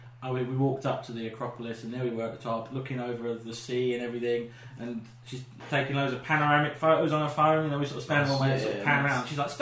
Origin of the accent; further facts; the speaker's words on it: England, United Kingdom; I'm from England.